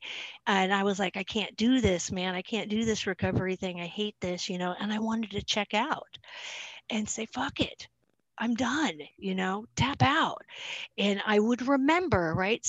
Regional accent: Salem, Oregon, United States; I'm from Salem, Oregon

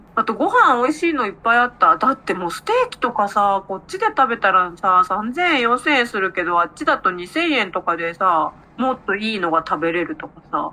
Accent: Aichi, Japan; accent: Nagoya dialect; 私は愛知なんでどちらかというと名古屋弁は使う方ですね

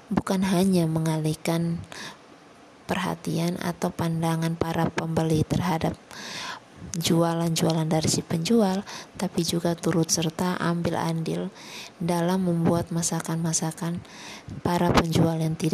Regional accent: Kupang, East Nusa Tenggara, Indonesia; paling banyak di kota aku di kota Kupang tuh paling banyak

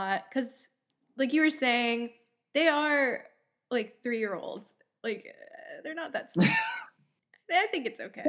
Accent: Florida, United States; I'm from Florida.

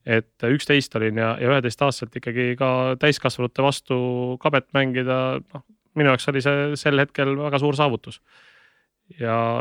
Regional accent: Tallinn, Harju County, Estonia; also born or lived in Tartu; ma elasin äh, lapsena Õismäel

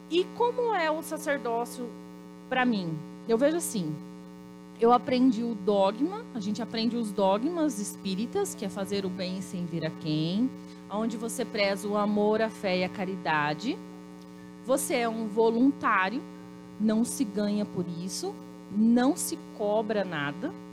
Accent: Paraná, Brazil; Eu sou paranaense, mas eu me, eu me considero pantaneira. Fui criada em fazenda, tenho toda, toda essa coisa de meio ambiente nas minhas veias.

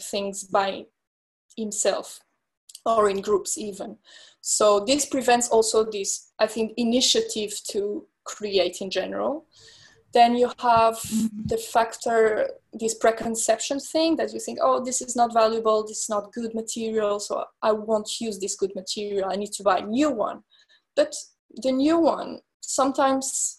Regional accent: France; moved away as an adult; also born or lived in London / Milan; my parents are Portuguese, but I grew up in France and I also studied in London, in Milan

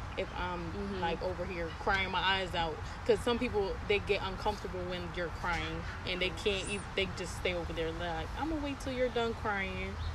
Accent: United States; first language English; most of my family members grew up in where we came from, and then I grew up in America, so it was like I didn't get to experience like my Hispanic culture like my family did. And I, you know, I grew up speaking English

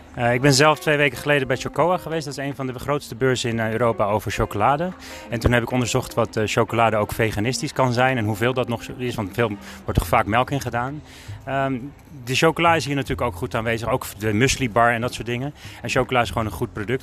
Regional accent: Alkmaar, North Holland, Netherlands; ik kom uit Alkmaar

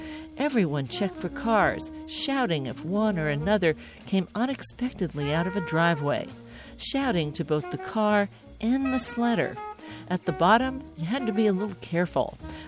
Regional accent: East Coast, United States; The street I grew up on the East Coast, not the West, had a little surprise for me.

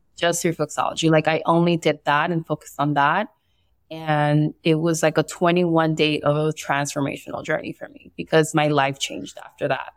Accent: Barranquilla, Atlántico, Colombia; I was born in Barranquilla, Colombia, and I also have some Spaniard roots and some uh, Italian roots

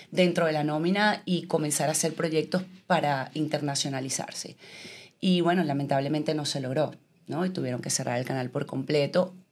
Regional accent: Venezuela; moved away as an adult; yo pensé que yo iba a poder continuar ejerciendo mi profesión en mi país. Realmente para mí nunca fue una meta irme de Venezuela. Yo me sentía demasiado bien en mi país.

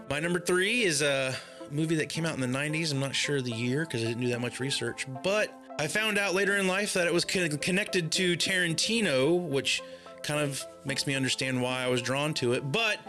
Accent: the South, United States; I am from the South.

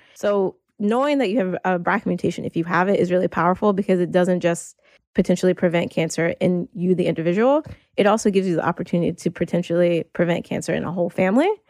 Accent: North Carolina, United States; moved away as an adult; now in New York, United States; I moved to New York almost nine years ago, but I grew up in North Carolina

